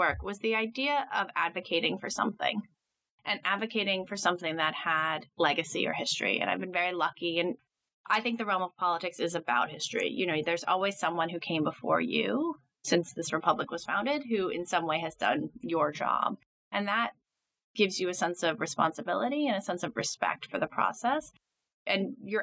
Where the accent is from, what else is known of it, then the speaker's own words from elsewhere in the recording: New York City, New York, United States; also born or lived in Nashville, Tennessee; I grew up in Midtown Manhattan. Spent my whole life here, basically, until I went to college